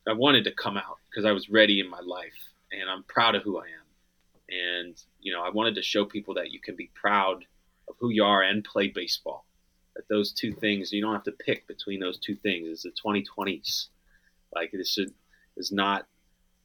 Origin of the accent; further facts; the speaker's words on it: Pennsylvania, United States; Growing up in Pennsylvania